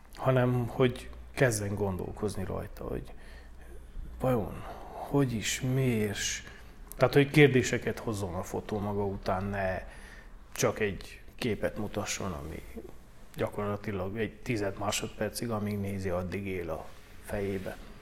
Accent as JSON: {"language": "Hungarian", "town": "Bălan", "region": "Harghita County", "country": "Romania", "also_born_or_lived": "Gheorgheni (Gyergyó)", "said": "Balánbányai származású vagyok"}